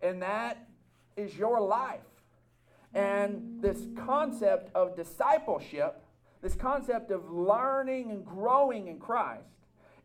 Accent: Texas, United States; Us as Texans, we recognize and we have an identity as Texans

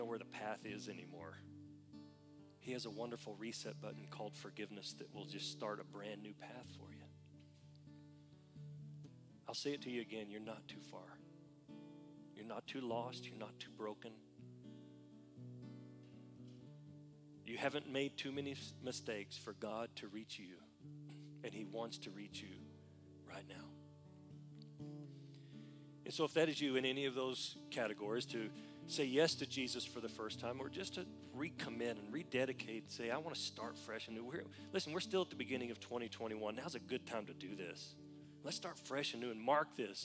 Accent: Oklahoma, United States; I was from Oklahoma

